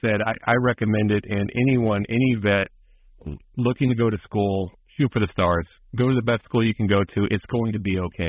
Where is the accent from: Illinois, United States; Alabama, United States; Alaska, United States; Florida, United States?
Alabama, United States; moved away; this is how the people from my family in northern Alabama, Huntsville area, talk.